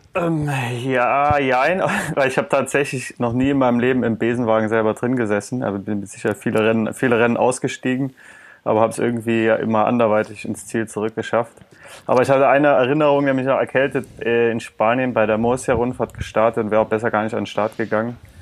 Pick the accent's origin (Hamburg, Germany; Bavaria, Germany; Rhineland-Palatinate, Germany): Rhineland-Palatinate, Germany; Eifel, towards Trier; ich bin in der Eifel geboren oder aufgewachsen, allerdings von Staufis Lieblingsregion nochmal deutlich weiter südlich, also mehr Richtung ja. Trier als Richtung Köln